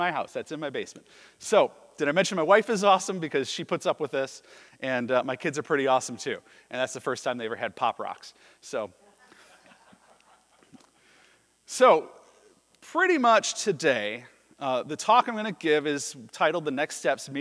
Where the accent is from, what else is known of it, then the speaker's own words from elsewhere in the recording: Chicago, Illinois, United States; moved away as an adult; now in Duluth, United States; I'm originally from Chicago, but I fell in love with Minnesota.